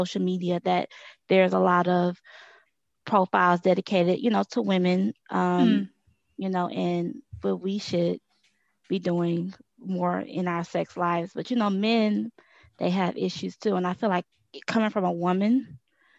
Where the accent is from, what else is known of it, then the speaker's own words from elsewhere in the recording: Texas, United States; I'm from Texas, and I recently started a business